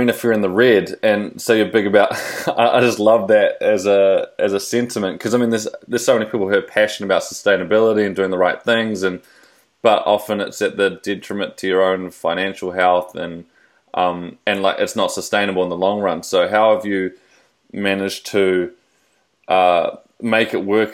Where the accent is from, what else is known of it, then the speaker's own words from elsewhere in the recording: Taranaki, New Zealand; we're both from Taranaki